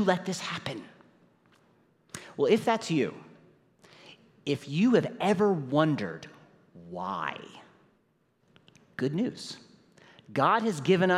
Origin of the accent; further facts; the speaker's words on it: St. Louis, Missouri, United States; My wife Nicole is here with me, and we're from St. Louis, Missouri